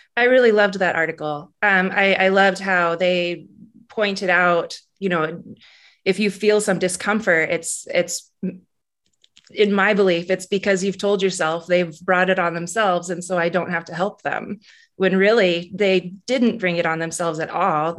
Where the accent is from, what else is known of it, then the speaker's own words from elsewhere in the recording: Alaska, United States; now in Missoula, United States; I grew up in Alaska, and Alaska's a pretty hard place to live